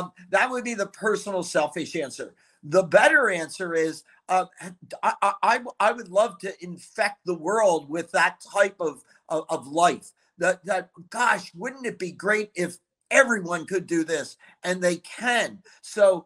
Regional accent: Philadelphia, Pennsylvania, United States; I grew up in the Philly area

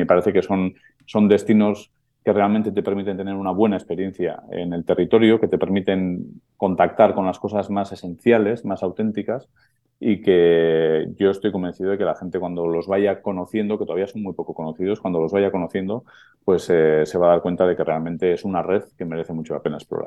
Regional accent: Basque Country, Spain

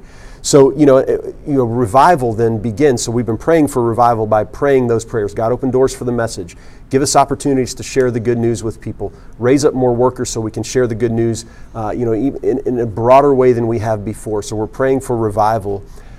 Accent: Florida, United States; I'm a little homesick. I'm from South Florida.

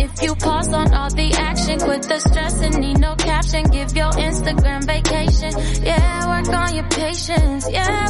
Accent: Ibadan, Oyo, Nigeria; also born or lived in Enugu, Nigeria; Yeah, Nigeria is quite big. So I'm from Ibadan and Enugu. I'm Yoruba and Igbo.

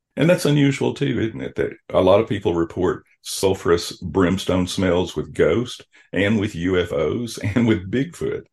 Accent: South Arkansas, United States; now in Joplin, United States; I'm from South Arkansas

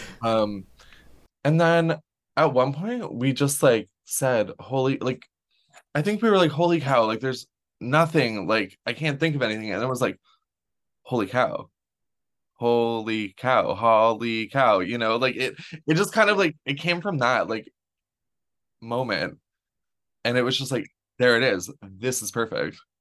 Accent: Renfrew, Ontario, Canada; I grew up in the Ottawa Valley. I, born and raised on a farm outside of Renfrew

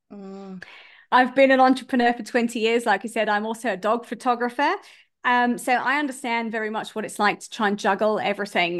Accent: United Kingdom; now in South Africa; I'm a British person, but I live in South Africa.

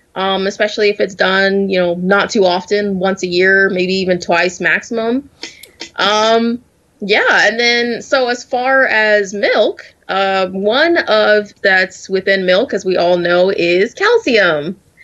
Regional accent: the South, United States; I'm I'm from the South, born and raised

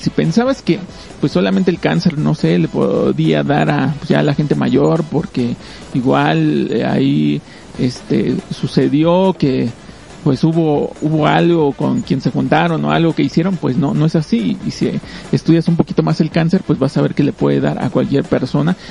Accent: Mexico; como mexicanos pues tenemos la costumbre de, de tratar de ayudar

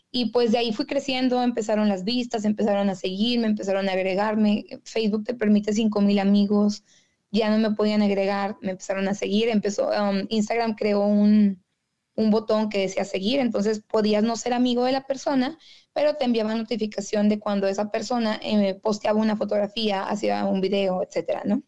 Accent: Monterrey, Nuevo León, Mexico; accent: regio; moved away as an adult; now in Detroit, United States; yo soy de Monterrey, Nuevo León. Ahorita estoy aquí viviendo en Detroit, en Michigan

